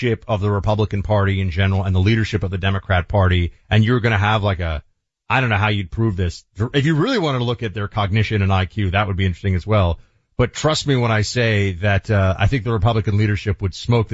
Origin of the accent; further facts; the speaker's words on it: New York City, New York, United States; I was from New York City